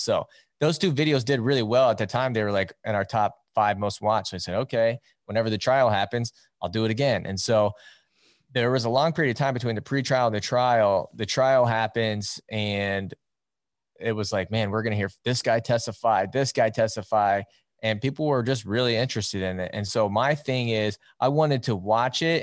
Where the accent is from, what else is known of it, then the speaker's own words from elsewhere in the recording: Iowa, United States; I'm from Iowa, and as you know, and most people know, it's wrestling country around here. Um, I grew up around the sport